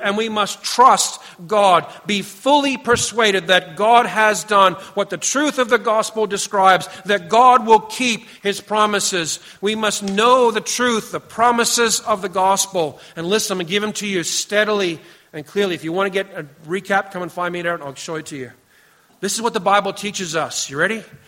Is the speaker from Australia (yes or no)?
no; Canada; we come from Canada